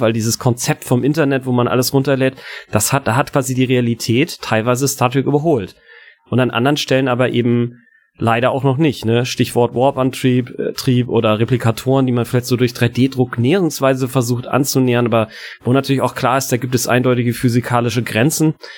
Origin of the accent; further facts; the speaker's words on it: Hamburg, Germany; ich bin in Hamburg-Poppenbüttel aufgewachsen